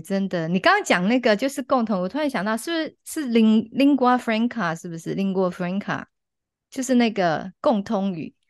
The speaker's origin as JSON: {"language": "Chinese", "country": "Taiwan", "first_language": "Chinese", "said": "现在在台湾，当然我们的母语是中文嘛，那我们又会在学校学习英语"}